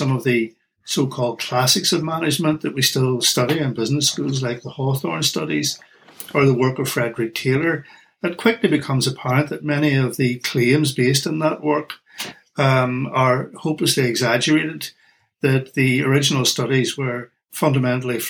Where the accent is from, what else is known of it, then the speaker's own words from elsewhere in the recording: Northern Ireland, United Kingdom; accent: Irish; moved away; my accent is Irish. I come originally from Northern Ireland